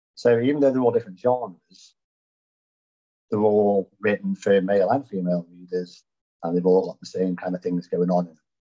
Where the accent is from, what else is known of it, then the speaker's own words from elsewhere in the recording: Stoke-on-Trent, West Midlands, United Kingdom; moved away as an adult; now in Louisville, United States; I was born in Stoke-on-Trent, hence the accent, you could notice. And um, now living in snowy Louisville, Kentucky